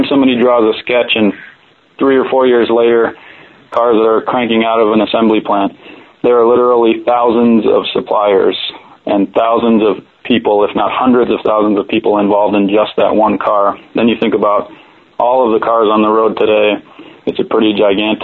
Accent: New Mexico, United States; moved away as an adult; also born or lived in Detroit, Michigan; from the time I was a little kid, growing up in New Mexico

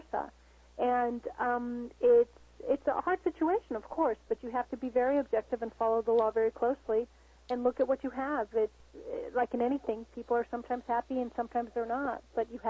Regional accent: United States; as a Latina, you know, I am an American, I am Latina. I always say I'm 50-50.

